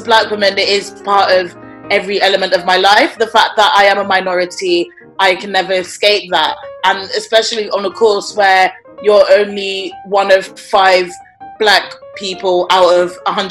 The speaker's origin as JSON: {"language": "English", "region": "London", "country": "United Kingdom", "tie": "born or raised there", "said": "I'm born and raised in London and I'm of Nigerian heritage."}